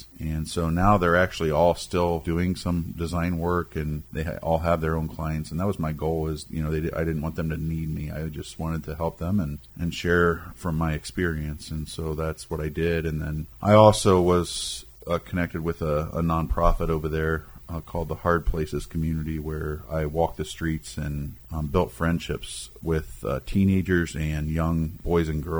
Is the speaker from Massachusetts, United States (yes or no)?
no; Lima, Ohio, United States; also born or lived in Winona Lake, Indiana; I grew up here in Lima